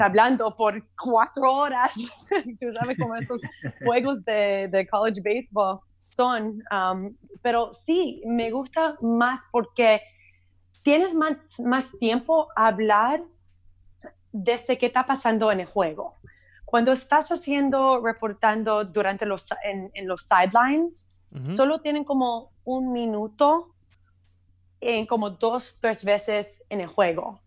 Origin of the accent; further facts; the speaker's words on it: Miami, Florida, United States; Spanish is a second language; also born or lived in Syracuse, New York; nací aquí en Miami, yo nunca había visto nieve